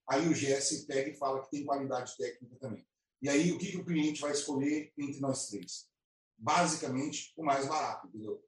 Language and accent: Portuguese; Alfenas, Minas Gerais, Brazil; moved away as an adult; now in Campinas, Brazil; E eu vim de Alfenas, né? Eu, eu morava em Alfenas, no estado lá do sul de Minas